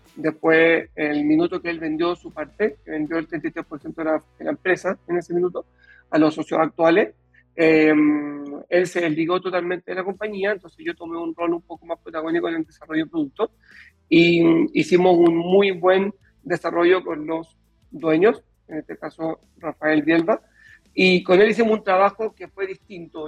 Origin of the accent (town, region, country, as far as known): Chile